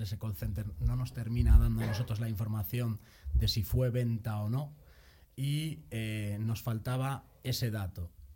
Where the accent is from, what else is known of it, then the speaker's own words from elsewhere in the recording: A Coruña, Galicia, Spain; moved away as an adult; also born or lived in Madrid; soy de La Coruña, pero hace muchos años por temas laborales me trasladé a Madrid